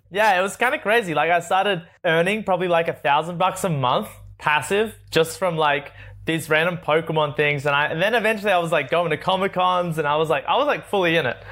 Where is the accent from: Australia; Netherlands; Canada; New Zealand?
Australia; Sydney, New South Wales; moved away as an adult; I grew up in Sydney, born in Sydney, Australia